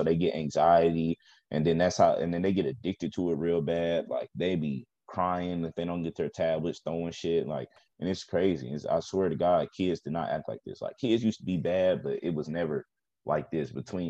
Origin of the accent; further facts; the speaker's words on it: the South, United States; But I grew up like in the South, so you know, education was a little